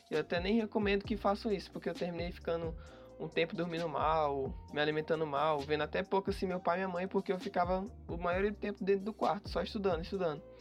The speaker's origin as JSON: {"language": "Portuguese", "region": "Piauí", "country": "Brazil", "tie": "born or raised there", "lives_now": "São Paulo, Brazil", "said": "Eu sou natural do Piauí, porém estou morando agora em São Paulo."}